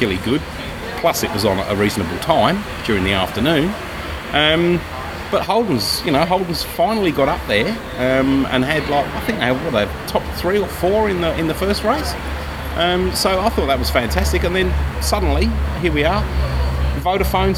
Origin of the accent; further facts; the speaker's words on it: England, United Kingdom; accent: Pommy; now in Australia; It's my Pommy accent.